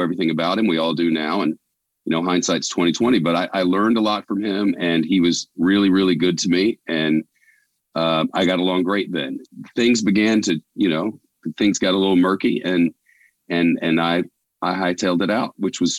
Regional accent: Holly Springs, Mississippi, United States; moved away; I grew up in Holly Springs, Mississippi

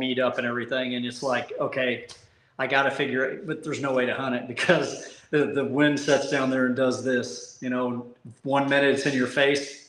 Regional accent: Missouri, United States; moved away as an adult; now in Lineville, United States; I grew up in Missouri

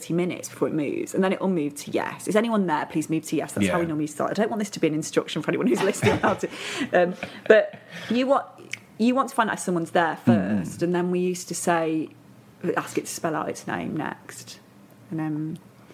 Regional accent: Matlock, East Midlands, United Kingdom; also born or lived in Hull / Hertfordshire; I moved to Hertfordshire till I was six, and then Dad got a job near Matlock in Derbyshire, so that's where I really consider home

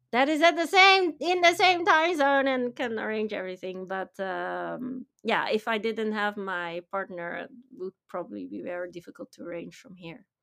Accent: Netherlands; moved away as an adult; now in Tokyo, Japan; we tend to be more risk takers, you know, the V O C mentality

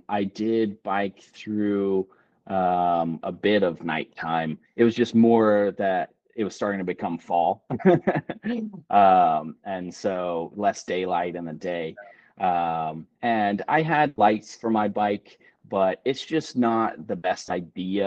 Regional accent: Houston, Texas, United States; I'm from Houston and I'm used to very cruel and punishing heat and humidity.

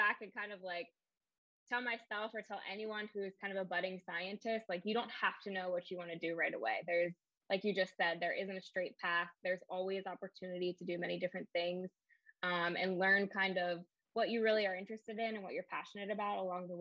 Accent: Pennsylvania, United States; moved away as an adult; also born or lived in Wilmington, North Carolina; I'm originally from Pennsylvania

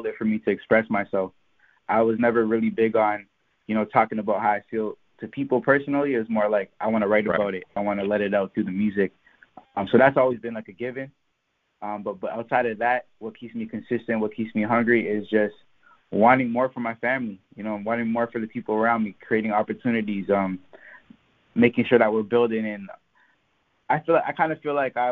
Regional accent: Mississauga, Ontario, Canada; I'm an artist from Mississauga, Ontario. That's in Canada.

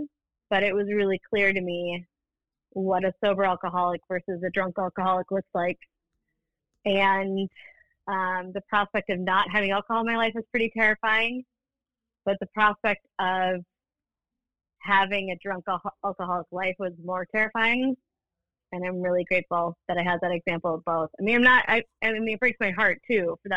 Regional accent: St. Paul, Minnesota, United States; also born or lived in Afton, Minnesota; I grew up in St. Paul

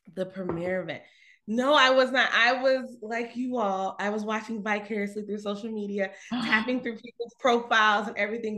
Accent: Conyers, Georgia, United States; I'm from Conyers, Georgia, so it's about 30 minutes outside Atlanta

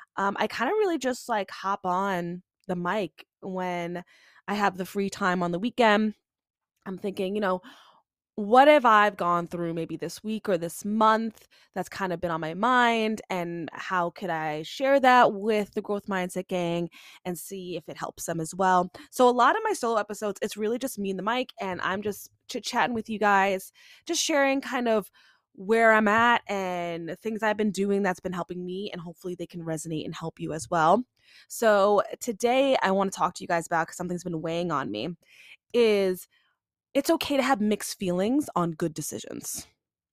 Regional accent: Long Island, New York, United States; born and bred Long Island. I love Long Island

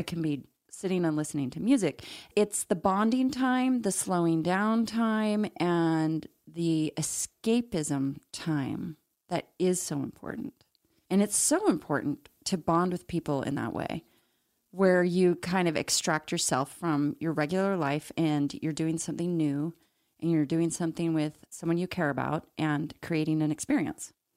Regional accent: Salt Lake City, Utah, United States; growing up in Salt Lake City, Mormon

